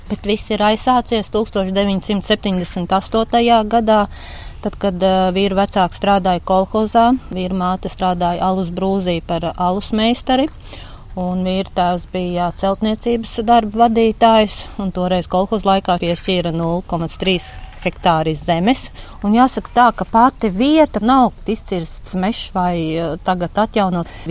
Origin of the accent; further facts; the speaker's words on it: Ozoli, Kuldīga Municipality, Latvia; Es esmu dzimusi Kuldīgā, dzīvoju Rendas pagastā. Es esmu purva meitene, jo Rendas kolhozā ir tāds purvs ozoli.